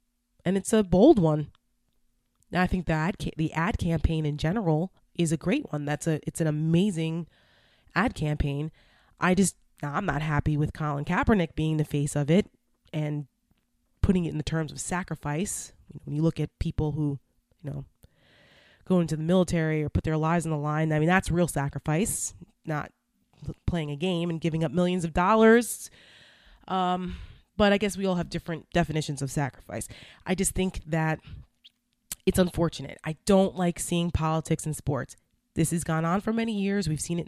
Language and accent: English; Bergen County, New Jersey, United States; And I'm from New Jersey. I grew up in Bergen County, which is right across the George Washington Bridge from New York City.